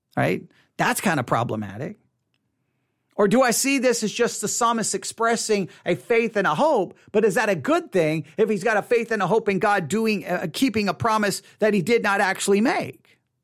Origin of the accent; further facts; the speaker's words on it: United States; we, we work as American Christians